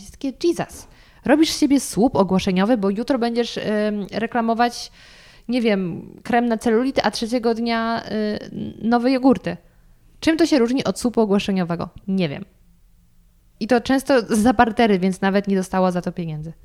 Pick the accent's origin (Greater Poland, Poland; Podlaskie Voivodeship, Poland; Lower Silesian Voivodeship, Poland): Lower Silesian Voivodeship, Poland; ja też pochodzę z Dolnego Śląska